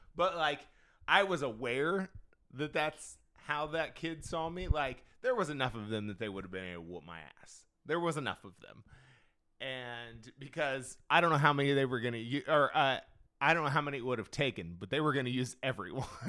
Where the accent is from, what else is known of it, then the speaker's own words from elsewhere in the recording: Indiana, United States; moved away; I'm originally from Indiana